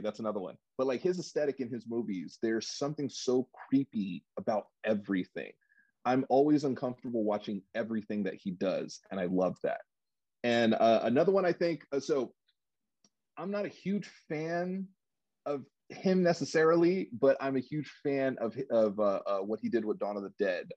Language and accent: English; New York City, New York, United States; now in Los Angeles, United States; I'm originally actually from New York. I was uh, born in Brooklyn, but I've been out here in California for 30 years